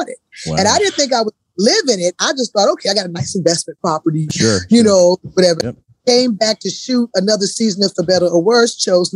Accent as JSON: {"language": "English", "region": "the South", "country": "United States", "tie": "born or raised there", "said": "growing up in the South, you know, I grew up real traditional Black Southern"}